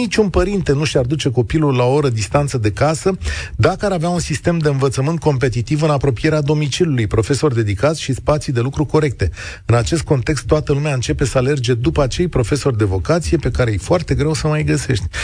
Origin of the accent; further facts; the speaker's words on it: Galați, Galați County, Romania; Eu sunt din Galați și, într-adevăr, am făcut un artificiu beneficiu de acest gen pentru a-mi înscrie copilul la școala